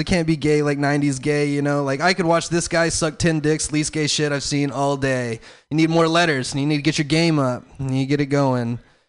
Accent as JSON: {"language": "English", "region": "the South", "country": "United States", "said": "I'm from the South."}